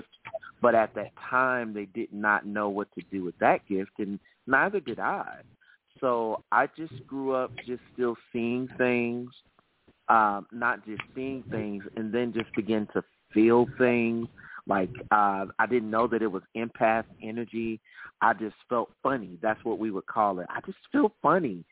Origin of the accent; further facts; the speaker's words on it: Birmingham, Alabama, United States; I am from the South. I am a native of Birmingham, Alabama.